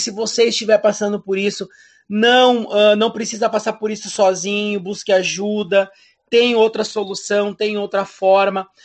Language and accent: Portuguese; Rio Grande do Sul, Brazil; now in Santa Catarina, Brazil; eu sou natural do Rio Grande do Sul